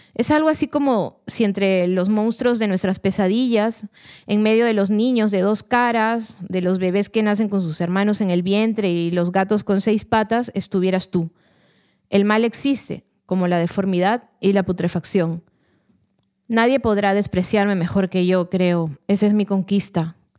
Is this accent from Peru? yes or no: yes; Peru; soy peruana, soy escritora